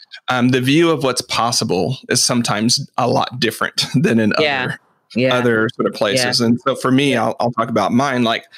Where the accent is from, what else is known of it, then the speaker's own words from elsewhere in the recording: Arkansas, United States; I grew up in Arkansas. So there were some hood elements to it, but it wasn't big enough. It's sort of like that rural poor country sort of way of living